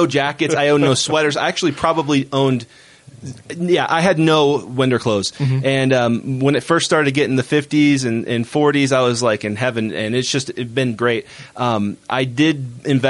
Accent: Florida, United States; moved away as an adult; now in Utah, United States; being from Florida.

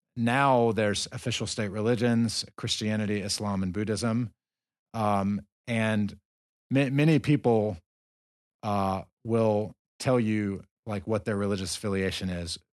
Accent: the South, United States; moved away as an adult; I'm from the South

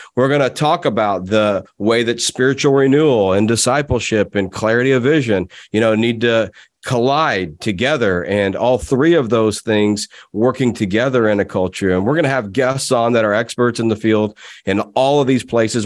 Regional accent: United States; I'm an American

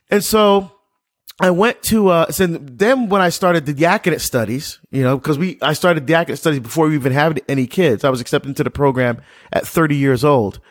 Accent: Barbados; I was born in Barbados

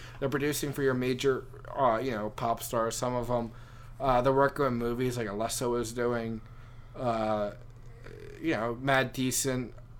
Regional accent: Philadelphia, Pennsylvania, United States; I don't call myself a Philly boy. I was born in Philly.

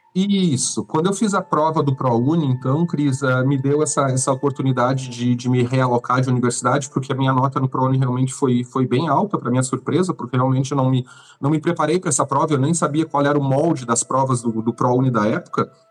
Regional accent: São Lourenço do Sul, Rio Grande do Sul, Brazil; moved away as an adult; now in Florianópolis, Brazil; cresci em São Lourenço, toda a minha adolescência e agora há cinco anos em Floripa.

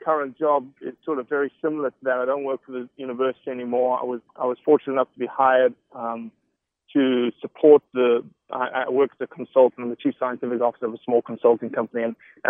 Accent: Johannesburg, Gauteng, South Africa; now in United States; I was raised in Johannesburg, 8.5 million

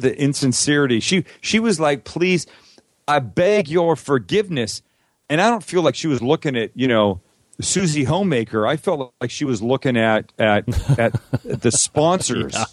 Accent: Vancouver, British Columbia, Canada; I grew up in Vancouver, Canada

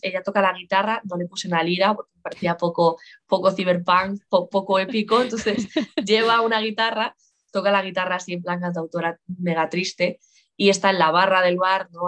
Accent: Lugo, Galicia, Spain; yo gallega, yo nací en Lugo

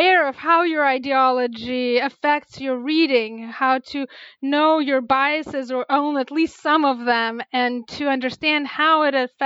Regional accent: Russia; now in United States; I grew up in Russia

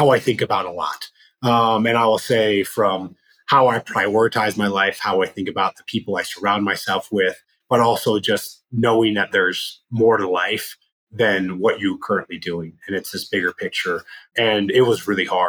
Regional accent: Loveland, Colorado, United States; moved away as an adult; also born or lived in Los Angeles, California; I grew up in Colorado on the Front Range, went to a high school called Loveland High

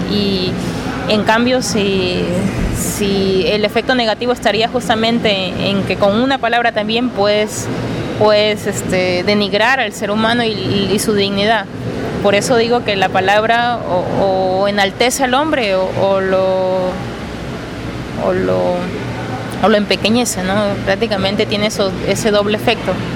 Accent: Peru; Yo vengo de Perú

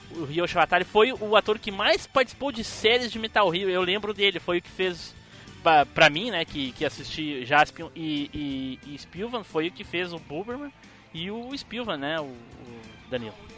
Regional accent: Gravataí, Rio Grande do Sul, Brazil; sou de. pertinho de Porto Alegre, sou de Gravataí

